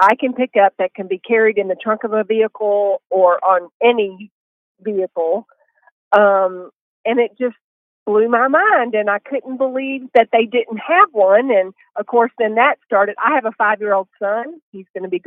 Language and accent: English; Texas, United States; I'm a Texan